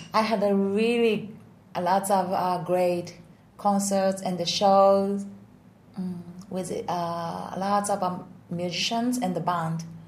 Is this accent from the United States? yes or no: no; Osaka, Japan; English is a second language; I'm originally from Osaka